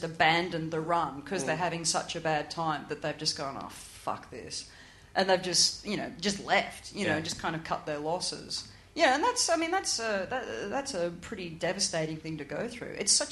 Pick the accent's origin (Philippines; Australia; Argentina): Australia; moved away; growing up in Australia